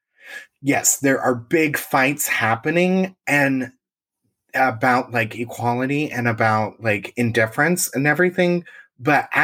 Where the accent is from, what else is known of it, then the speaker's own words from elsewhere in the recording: Indiana, United States; I'm from Indiana